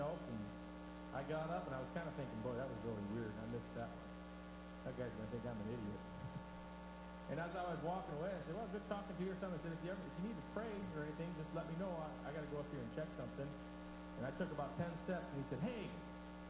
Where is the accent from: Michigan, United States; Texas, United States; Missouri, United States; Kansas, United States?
Michigan, United States; I said, I'm from Michigan.